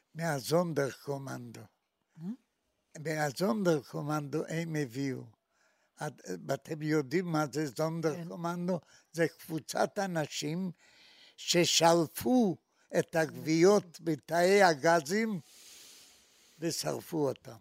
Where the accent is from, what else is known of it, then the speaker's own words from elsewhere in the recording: Maków Mazowiecki, Masovian Voivodeship, Poland; moved away as an adult; now in Israel; אני נולדתי בעיירה בשם מקוף מזרובייצקי